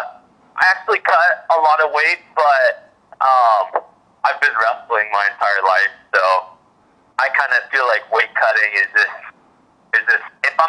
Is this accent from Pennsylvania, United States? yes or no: no; Alaska, United States; now in Oregon, United States; I got the Alaska toughness in me. So I grew up fishing my whole life and doing all that stuff.